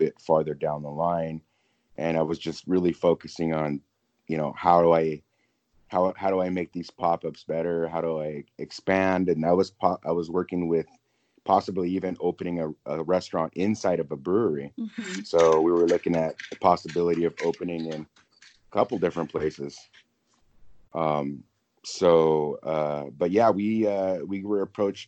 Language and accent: English; Whittier, California, United States; now in South Orange County, United States; move back to the area where I grew up in Whittier.